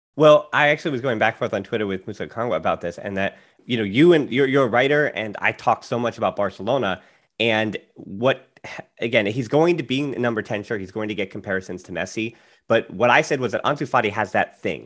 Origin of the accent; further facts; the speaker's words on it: United States; as an American, I'm a little biased